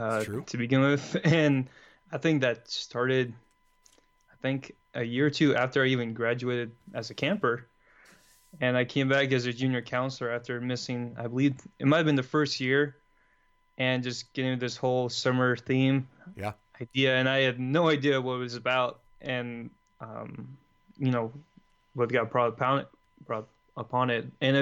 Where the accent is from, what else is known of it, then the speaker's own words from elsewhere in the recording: Los Angeles, California, United States; I'm from Los Angeles, California. I'm the oldest of 5 kids